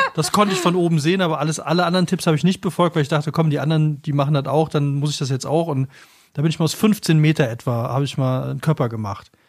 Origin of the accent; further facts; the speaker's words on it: Cologne, North Rhine-Westphalia, Germany; moved away; ich bin in Köln geboren, ich habe lange in Köln gelebt und ich kenne diese Stadt tatsächlich sehr, sehr, sehr gut